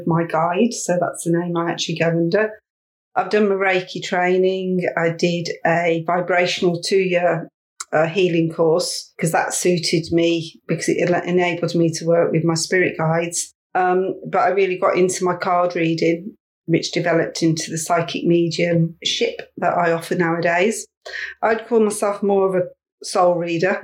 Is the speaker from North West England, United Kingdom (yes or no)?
no; West Midlands, United Kingdom; accent: West Midlands; also born or lived in Mid Wales; now in Shrewsbury, United Kingdom; being from the West Midlands, which you can tell by my accent